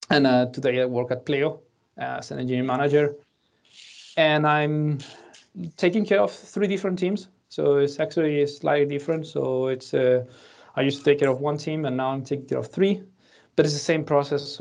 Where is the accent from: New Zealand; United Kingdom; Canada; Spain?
Spain; English is a second language; moved away as an adult; now in Denmark; I'm the second Spanish of today, uh, so you'll also hear my accent although many people think that I have a Danish accent because I practice my English a lot when I got to Denmark eight years ago.